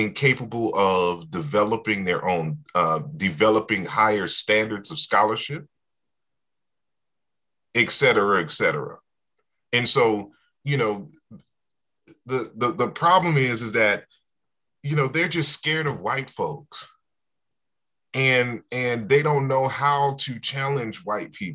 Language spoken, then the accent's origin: English; United States; we grew up here in the United States